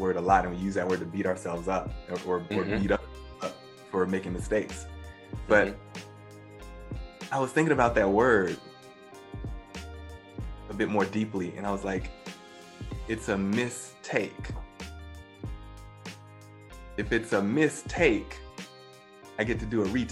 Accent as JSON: {"language": "English", "town": "Baton Rouge", "region": "Louisiana", "country": "United States", "also_born_or_lived": "New York City", "moved": "as an adult", "said": "I'm originally from Louisiana, Baton Rouge, Louisiana. So I'm a Southern boy"}